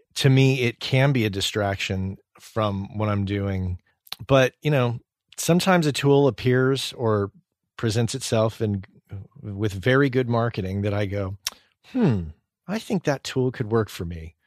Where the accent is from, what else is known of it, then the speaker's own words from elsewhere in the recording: New Mexico, United States; I grew up in New Mexico